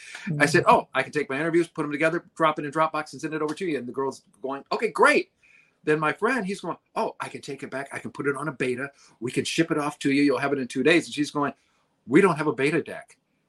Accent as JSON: {"language": "English", "town": "Detroit", "region": "Michigan", "country": "United States", "said": "I said, hi, Mr. McCartney. … I'm from Detroit."}